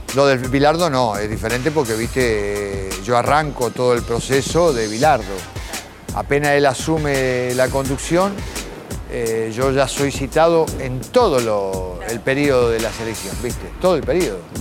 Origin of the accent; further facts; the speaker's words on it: Tapiales, Buenos Aires Province, Argentina; yo nací en la capital, pero cuando nos mudamos fuimos a Tapiales. Y, bueno, fui a un club, Juvencia de Tapiales. Me crié ahí, de chiquitito